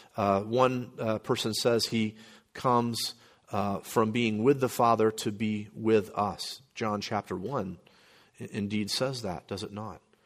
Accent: Florida, United States; moved away; also born or lived in New Orleans, Louisiana / Midwest; my parents moved back to Florida, where they were from. And so I grew up very much a, a Floridian

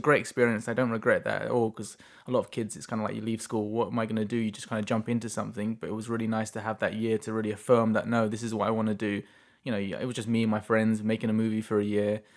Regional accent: England, United Kingdom; moved away as an adult; now in Chilliwack, Canada; I'm from England

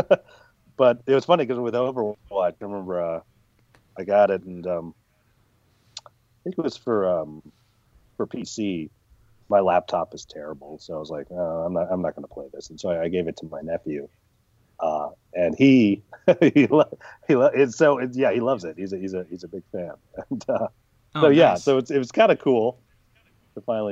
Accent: San Francisco, California, United States; I was born in San Francisco

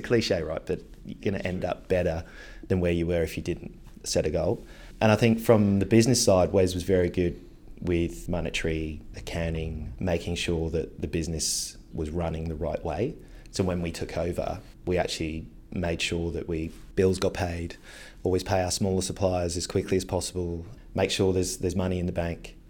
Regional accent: Devon, South West England, United Kingdom; moved away as an adult; also born or lived in South Africa; now in Sydney, Australia; I went back to the U K with my mum, my brother, grew up in Devon in England

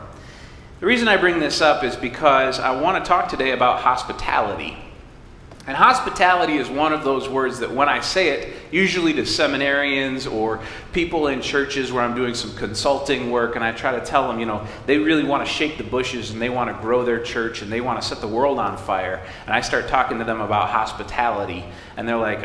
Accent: Alto, Michigan, United States; I'm from Alto, Michigan. Population 179. It was population 178, and then I moved back

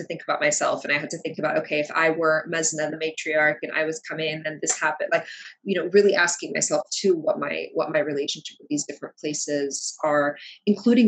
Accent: United States; English is a second language; also born or lived in Kuwait; we moved to the States soon after my fourth birthday. And so I was here for kindergarten into elementary school

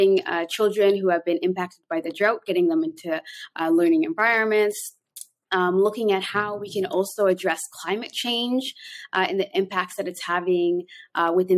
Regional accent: Canada; moved away as an adult; also born or lived in Toronto, Canada / Somalia; now in Mogadishu, Somalia; I'm both Canadian and Somali.

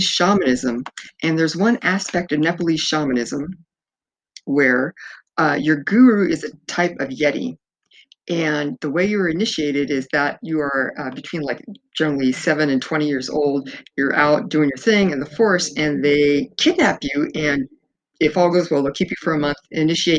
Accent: Fresno, California, United States; I was born in Fresno, California, and spent in the 1960s, early 60s, and we always had a lot of family up in the mountains

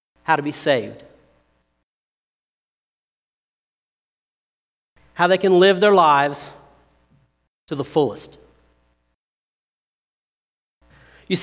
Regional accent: Seymour, Indiana, United States; I grew up down in Seymour

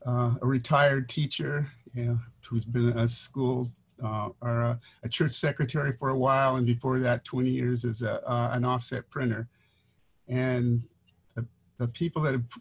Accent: Guam; also born or lived in Mount Clemens, Michigan / Saipan / Hawaii; now in Los Angeles, United States; moved to Guam when I was 4. So I was raised in Guam and Saipan.

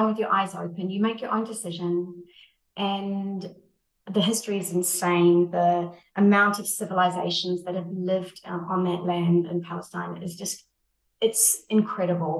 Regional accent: New Zealand; now in United Arab Emirates; I come from New Zealand where we're quite a young country

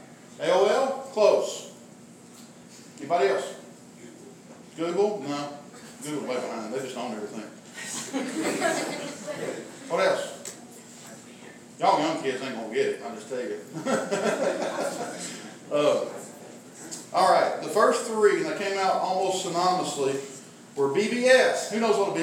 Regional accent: McMinnville, Tennessee, United States; also born or lived in Elkins; I grew up in McMinnville

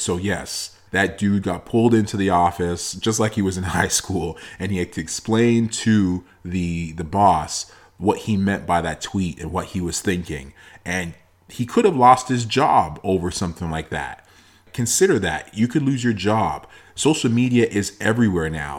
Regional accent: Toronto, Ontario, Canada; myself and my two siblings were born in Canada, in Toronto

